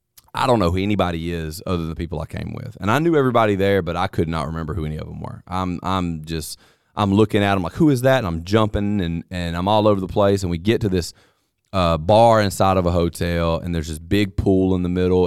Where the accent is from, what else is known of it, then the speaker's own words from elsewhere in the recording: Mississippi, United States; I don't know if he could tell that I was from Mississippi